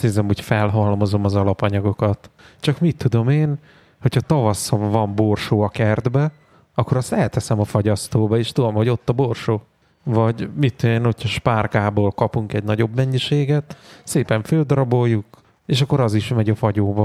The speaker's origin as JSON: {"language": "Hungarian", "town": "Székesfehérvár", "region": "Fejér", "country": "Hungary", "moved": "yes", "lives_now": "Budapest, Hungary", "said": "Otthon Fehérváron"}